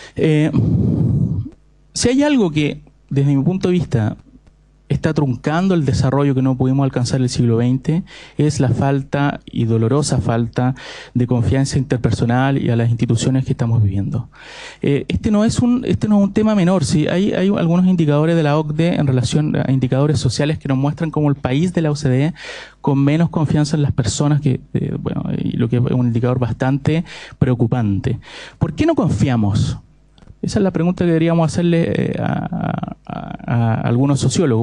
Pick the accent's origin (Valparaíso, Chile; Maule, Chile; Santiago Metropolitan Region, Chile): Santiago Metropolitan Region, Chile; Santiago; moved away; Yo soy santiaguino a todo esto. Soy un sureño en, formación